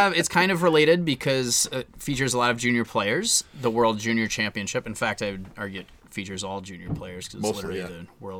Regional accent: Midwest, United States; moved away; I come from the Midwest

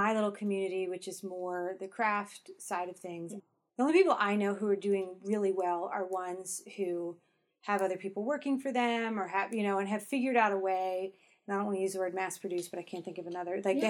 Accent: northeast of Baltimore, Maryland, United States; I'm from Maryland. I'm from actually northeast of Baltimore

